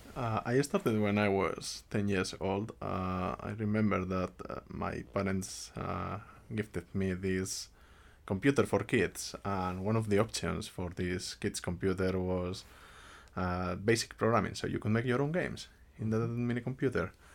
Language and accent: English; Spain; moved away as an adult; now in Finland; I come from Spain. I have been living in Finland for almost six years already.